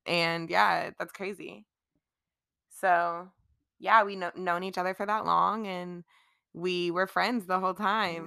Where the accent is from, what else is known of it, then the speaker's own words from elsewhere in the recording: Charlotte, North Carolina, United States; I am born and raised in Charlotte.